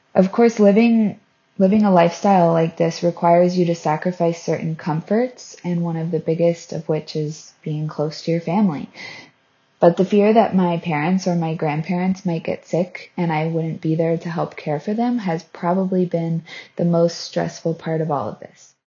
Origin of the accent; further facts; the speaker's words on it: Florida, United States; moved away as an adult; I'm from Florida in the U S